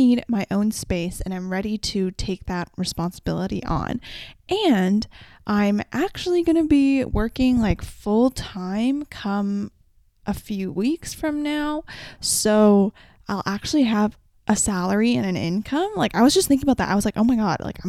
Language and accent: English; Vancouver, British Columbia, Canada; I'm from Vancouver